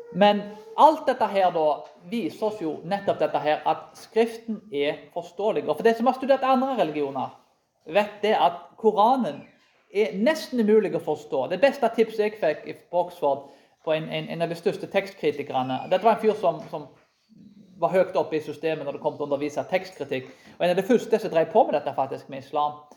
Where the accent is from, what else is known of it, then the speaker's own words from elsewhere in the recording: Karmøy, Rogaland, Norway; Jeg vokste opp på Karmøy